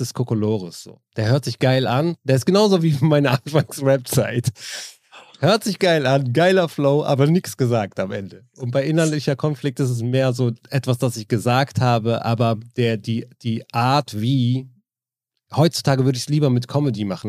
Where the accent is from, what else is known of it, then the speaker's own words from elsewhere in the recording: Neuss, North Rhine-Westphalia, Germany; ich komme ja aus Neuss, Düsseldorf ist direkt nebenan